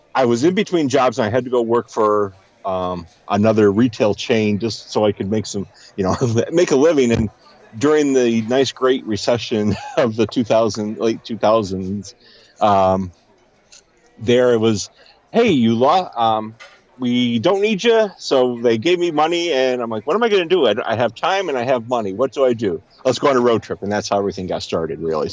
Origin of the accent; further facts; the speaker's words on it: Pennsylvania, United States; also born or lived in Finger Lakes, New York; I'm originally from Pennsylvania, mm-hmm. and grew up there